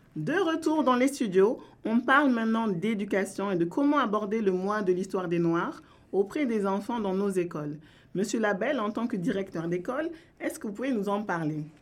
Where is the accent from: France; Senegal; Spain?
France; also born or lived in Ontario, Canada; now in Canada; je suis née en France